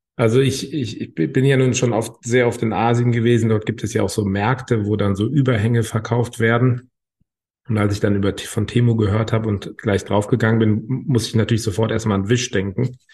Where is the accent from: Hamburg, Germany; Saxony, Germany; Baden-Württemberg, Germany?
Hamburg, Germany; Ich komme aus Hamburg.